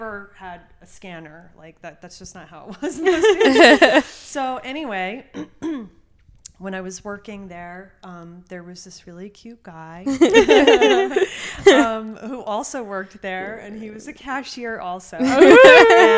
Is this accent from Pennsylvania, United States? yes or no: no; Highland Park, New Jersey, United States; also born or lived in Baton Rouge, Louisiana; we moved to Highland Park, New Jersey when I was 3 months old